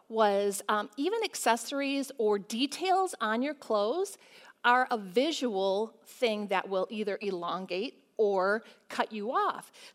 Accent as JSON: {"language": "English", "region": "Michigan", "country": "United States", "said": "we're from Michigan and we have to wear coats a lot"}